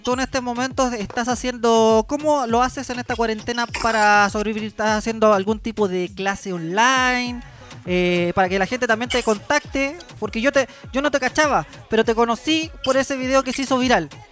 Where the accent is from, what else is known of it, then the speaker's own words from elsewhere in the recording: Chile; como somos los chilenos